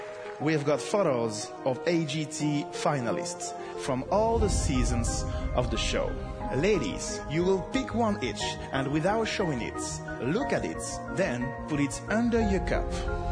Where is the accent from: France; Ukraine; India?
France; English is a second language